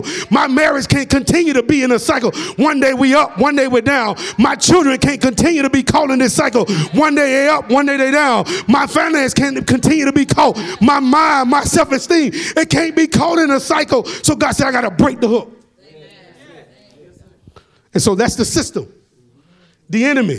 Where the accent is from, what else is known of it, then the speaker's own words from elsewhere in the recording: Atlanta, Georgia, United States; accent: country; I'm from Atlanta and we talk country